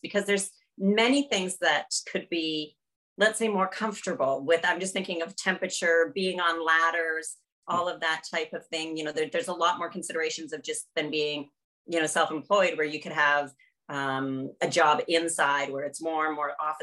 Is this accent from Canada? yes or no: yes; Canada; moved away; I'm originally from Canada